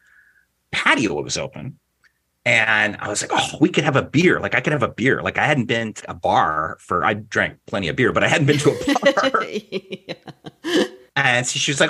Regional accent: Alberta, Canada; as we said growing up in Alberta

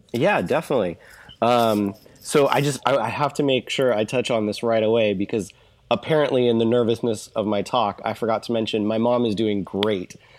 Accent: Orange County, California, United States; I moved out here to Orange County, California when I was about one

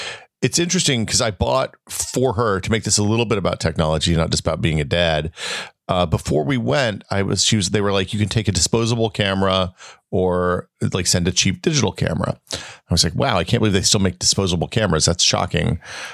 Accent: the South, United States; moved away; growing up in the South

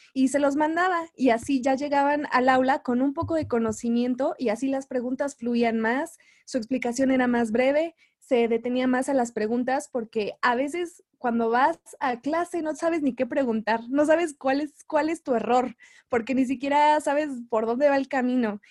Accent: Mexico City, Mexico; soy de la Ciudad de México

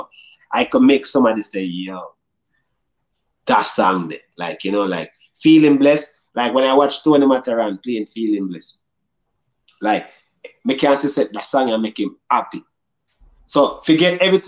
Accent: Jamaica; me growing up in Jamaica

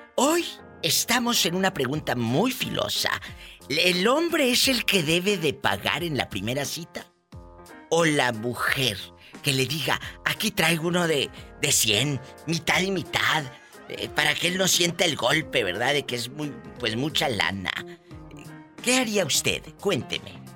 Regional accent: Mexico; como decimos los mexicanos

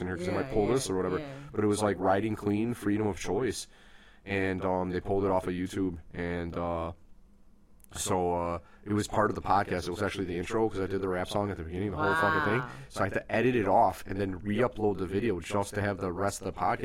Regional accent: United States; an American who believes in extreme freedom

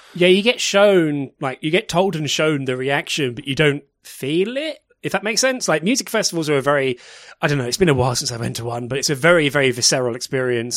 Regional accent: United Kingdom; as a British person

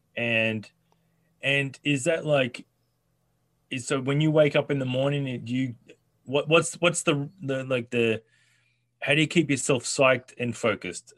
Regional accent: Australia; I'm Australian

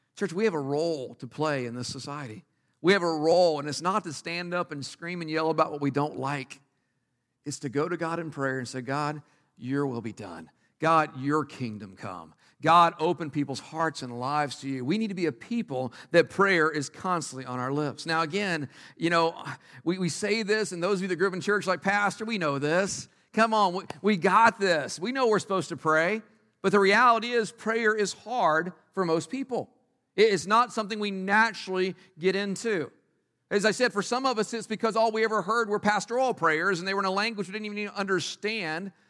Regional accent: Texas, United States; moved away; I grew up in Texas.

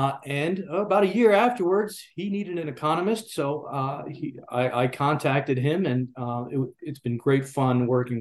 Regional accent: Georgia, United States; moved away as an adult; also born or lived in Tennessee; Georgia. That's my home state, and I love to be here

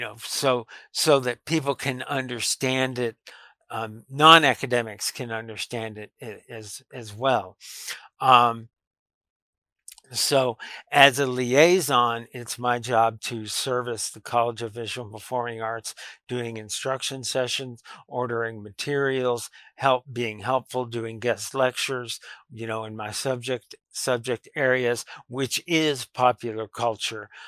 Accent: Lubbock, Texas, United States; I grew up around Texas Tech University. Uh, it's been my whole life, really, um, ever since I was very little

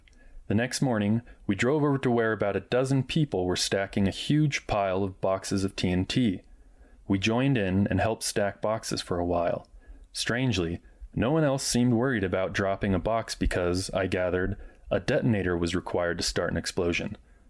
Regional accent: Wyoming, United States; After all, I came from Wyoming, where every red-blooded boy learned to shoot before he could walk.

